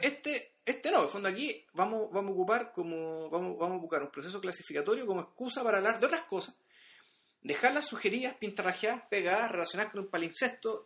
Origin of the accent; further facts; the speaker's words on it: Chile; nosotros como chilenos